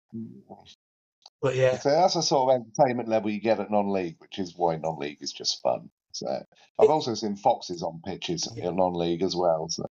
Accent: Oxford, South East England, United Kingdom; now in Luton, United Kingdom; my hometown club, Oxford United

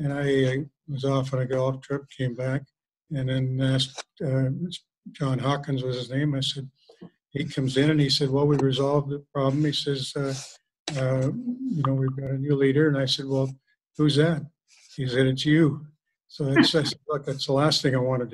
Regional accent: Kamloops, British Columbia, Canada; I grew up in Kamloops. I was born and raised in Kamloops

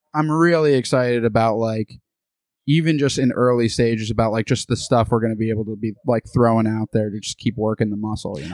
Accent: United States; also born or lived in Boston; now in Austin, United States; I was born in the United States.

